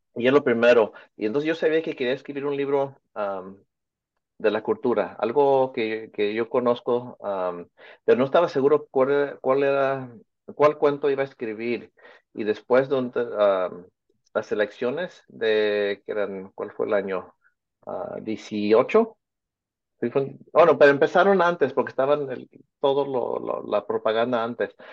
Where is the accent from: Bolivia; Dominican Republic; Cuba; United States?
United States; Santa Ana, California; also born or lived in Michoacán, Mexico; yo fui nacido aquí en Santana, en California, aquí en el, centro de Orange County